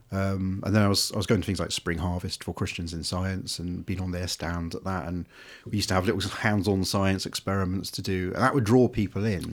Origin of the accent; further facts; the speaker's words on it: Devon, South West England, United Kingdom; I grew up on farms in Devon, dark skies, animals and wildlife everywhere.